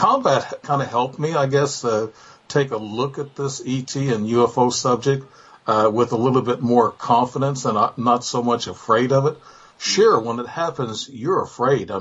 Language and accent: English; Illinois, United States; I'm from Illinois.